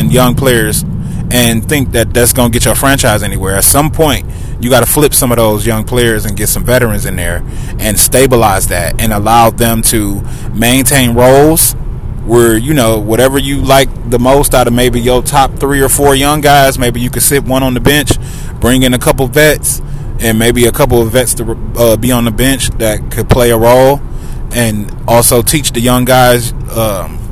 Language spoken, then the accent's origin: English; Detroit, Michigan, United States; I'm from Detroit.